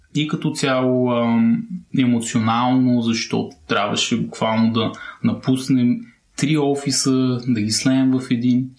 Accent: Plovdiv, Plovdiv Province, Bulgaria; Полдив е моят роден град

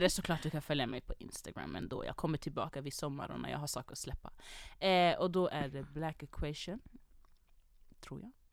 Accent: Jordbro, Stockholm County, Sweden; jag kom från Jordbro, vi har inte värsta orten

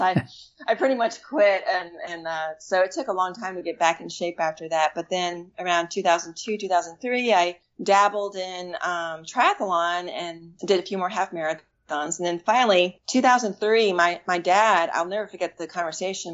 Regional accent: Washington, District of Columbia, United States; moved away; I'm from the Washington, D.C. area originally

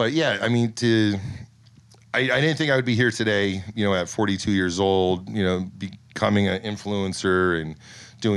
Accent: the Poconos, Pennsylvania, United States; born or raised there; also born or lived in California

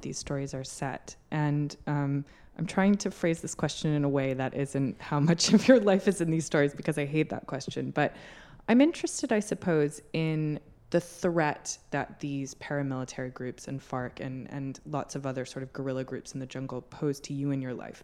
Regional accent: United States; now in United Kingdom; I'm American. I live in the U K

